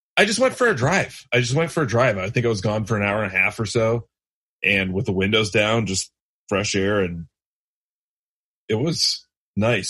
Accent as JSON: {"language": "English", "region": "Michigan", "country": "United States", "said": "I'm from Michigan"}